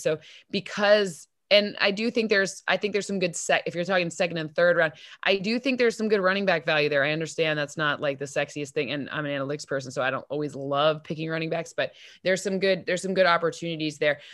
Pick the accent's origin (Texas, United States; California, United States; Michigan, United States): Michigan, United States; East Lansing; I'm from East Lansing